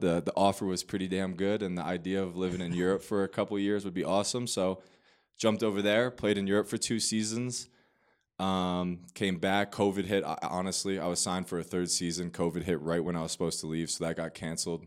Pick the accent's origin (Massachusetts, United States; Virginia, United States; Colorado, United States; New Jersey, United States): New Jersey, United States; Manasquan; moved away as an adult; I am born and raised in New Jersey, Monmouth County, so Manasquan, New Jersey.